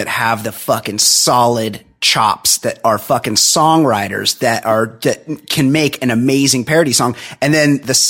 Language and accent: English; Southern California, United States; I'm from Southern California